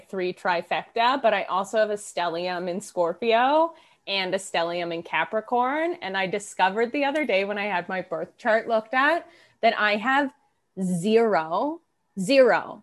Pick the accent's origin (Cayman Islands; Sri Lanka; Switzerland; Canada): Canada; Toronto, Ontario; I'm from Toronto